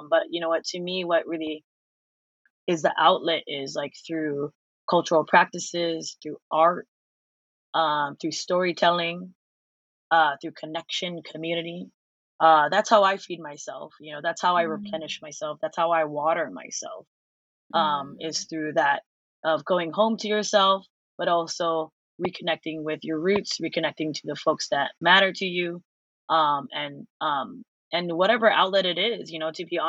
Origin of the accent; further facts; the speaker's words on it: Philippines; Because I am also Filipino, and I think it's really hard for us to recognize grief